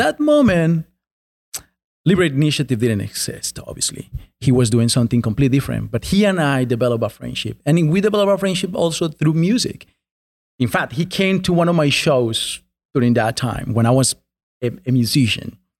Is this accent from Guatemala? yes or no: no; Colombia; now in United States; I was born and raised in a small town in Colombia